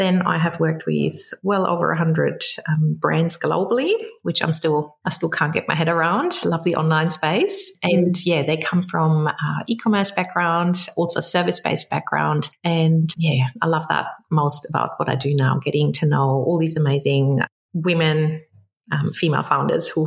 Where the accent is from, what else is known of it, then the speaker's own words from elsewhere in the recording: Germany; English is a second language; moved away as an adult; also born or lived in London; now in Sydney, Australia; You might be able to pick up my accent. So I'm originally from Germany, grew up there, met an Aussie in London